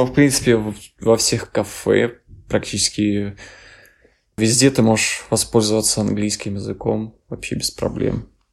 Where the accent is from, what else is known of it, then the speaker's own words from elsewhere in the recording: Ukraine; moved away as an adult; now in Czech Republic; мы с Украины